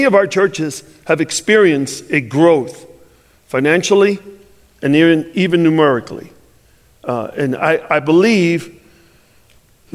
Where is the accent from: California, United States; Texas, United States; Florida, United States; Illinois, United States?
Illinois, United States; Chicago; I'm from Chicago